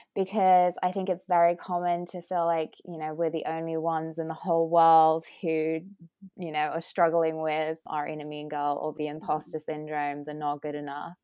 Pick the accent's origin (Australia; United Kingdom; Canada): United Kingdom; accent: British; moved away as an adult; now in California, United States; as you can tell from my accent, I'm I'm British. Um, and I came over to the US about three years ago and specifically moved to California